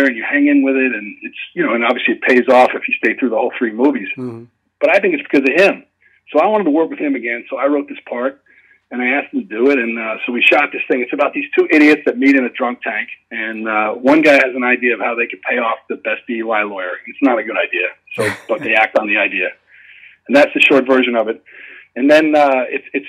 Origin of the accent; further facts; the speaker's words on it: Shoreham, New York, United States; I grew up in Shoreham on Long Island.